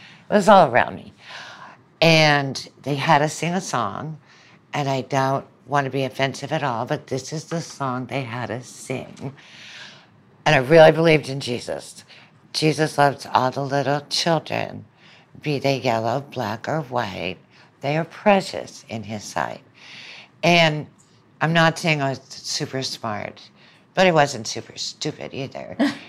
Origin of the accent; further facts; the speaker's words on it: Birmingham, Alabama, United States; also born or lived in Southern United States; But I was born in Birmingham. My mom was from Birmingham. My father was from New Orleans. And grew up there for a while, but grew up in much of the rest of the South.